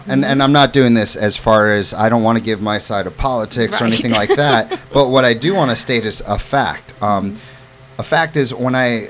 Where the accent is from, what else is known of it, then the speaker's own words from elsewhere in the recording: New York City, New York, United States; also born or lived in St. Louis, Missouri; I come from New York City. I lived in Florida. I'm a Midwestern boy in St. Louis, but all roads led to Hammonton.